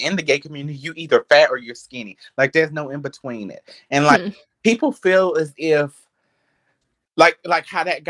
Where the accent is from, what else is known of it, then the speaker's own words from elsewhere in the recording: Rutherford County, North Carolina, United States; moved away; I am from North Kakalaki, North Carolina. And, you know, I'm just that little, I grew up in a small town